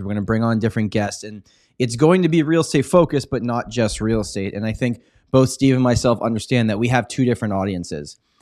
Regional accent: Toronto, Ontario, Canada; I was born and raised in Toronto. Uh, pretty much been here my whole life

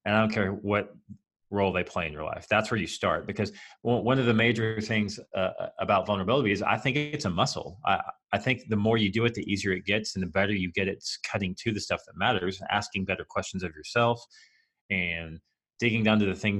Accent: United States; we're American

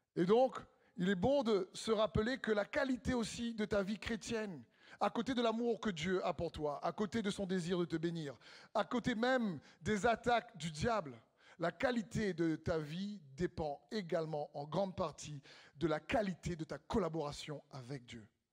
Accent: Réunion; on vient de l'île de la Réunion

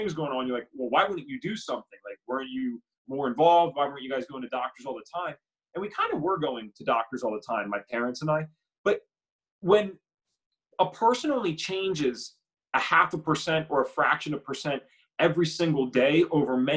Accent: Bucks County, Pennsylvania, United States; We grew up in Bucks County, Pennsylvania, nice suburban area

